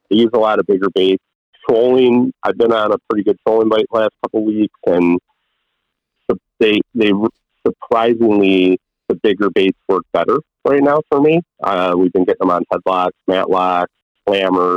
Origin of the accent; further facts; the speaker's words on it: Chicago, Illinois, United States; growing up in Chicago